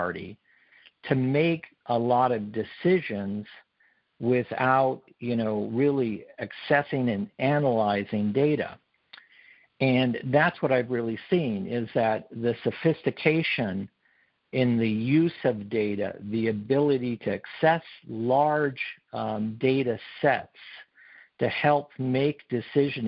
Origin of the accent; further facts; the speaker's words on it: Montana, United States; moved away as an adult; also born or lived in California; Originally, I was from Montana, but came down to California, went to college